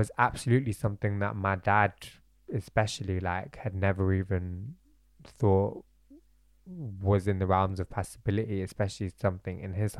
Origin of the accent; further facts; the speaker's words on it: Bradford, Yorkshire and the Humber, United Kingdom; born there; my parents were born and raised in Bradford. I was born in Bradford.